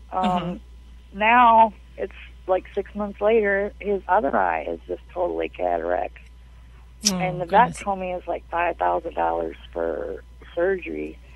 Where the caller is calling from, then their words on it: Bayport, Michigan, United States; Bayport, Michigan.